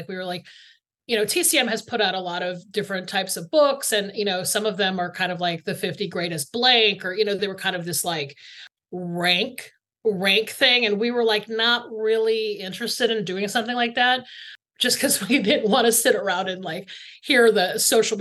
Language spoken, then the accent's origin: English; Atlanta, Georgia, United States; I grew up in Atlanta, Georgia, like right outside of Atlanta, Georgia